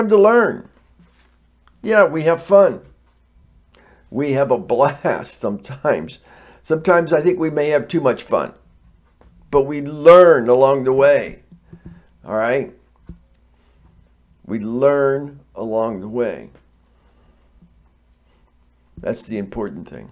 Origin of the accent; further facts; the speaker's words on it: United States; I'm not a foreigner. I'm from the United States of America.